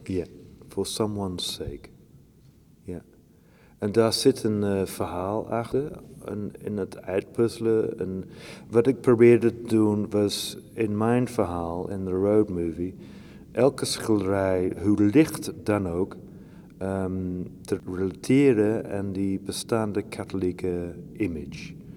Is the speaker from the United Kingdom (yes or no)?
yes; Shropshire, West Midlands, United Kingdom; Dutch is a second language; moved away; Ik kom uit Shropshire